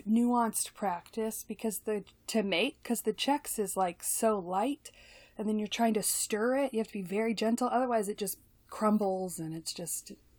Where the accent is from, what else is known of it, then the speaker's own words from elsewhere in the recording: the South, United States; You know, I'm from the South, y'all.